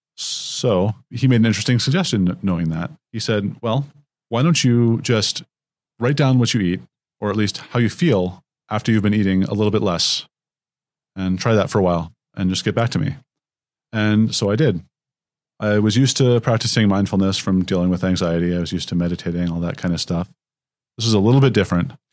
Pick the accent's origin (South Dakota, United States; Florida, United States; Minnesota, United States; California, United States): California, United States; San Jose; moved away as an adult; also born or lived in Palo Alto, California; now in Seattle, United States; I grew up in San Jose and Palo Alto, California